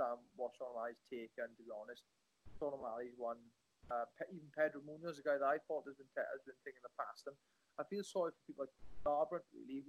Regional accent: Welsh, Wales, United Kingdom; I'm a Welsh boy. We don't have science labs here

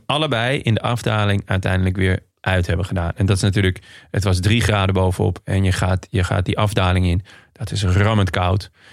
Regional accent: Netherlands; als Nederlander

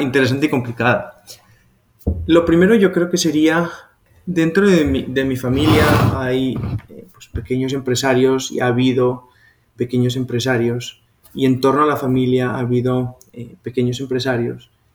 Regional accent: Pamplona, Navarre, Spain; moved away as an adult; now in Colombia; yo soy de Pamplona

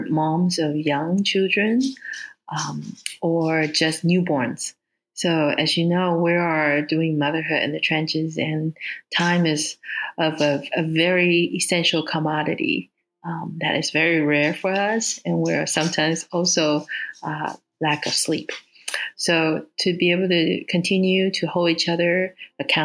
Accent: Singapore; also born or lived in Taiwan; now in West Lafayette, United States; I now reside in West Lafayette, Indiana, United States of America. I was born in Taiwan and grew up in Singapore.

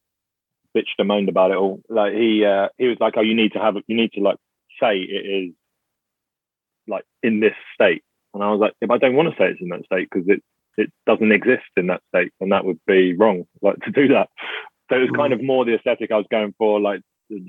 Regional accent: England, United Kingdom; also born or lived in Bristol; I'm English.

